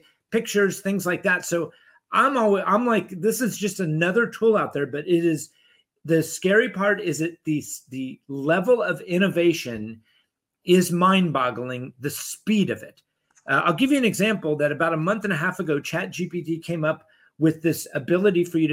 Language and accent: English; Dallas, Texas, United States; moved away; also born or lived in Europe; I grew up in Dallas